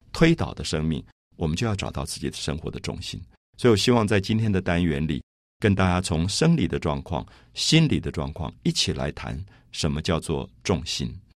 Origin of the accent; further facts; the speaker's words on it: Taipei, Taiwan; 我记得我小时候在台北的大龙洞这个社区